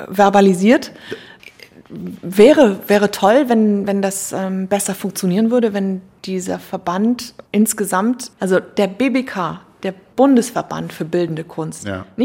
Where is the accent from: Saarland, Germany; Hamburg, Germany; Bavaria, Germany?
Hamburg, Germany; man sieht sich hier als Hamburger schon so, man blickt von hier in die Provinz.